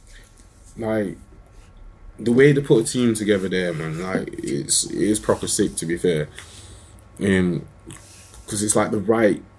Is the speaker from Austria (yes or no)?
no; Sheffield, Yorkshire and the Humber, United Kingdom; I'm from Sheffield